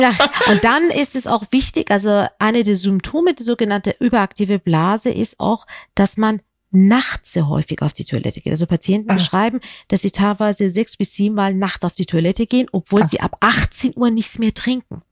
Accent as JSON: {"language": "German", "region": "Hamburg", "country": "Germany", "said": "ich komme ja aus Hamburg"}